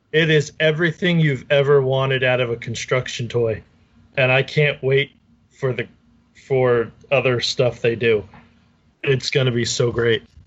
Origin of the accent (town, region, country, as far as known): New Jersey, United States; also born or lived in Brick, Ocean County, New Jersey